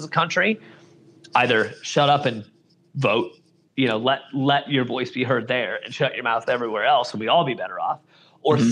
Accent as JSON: {"language": "English", "region": "Iowa", "country": "United States", "said": "from Iowa"}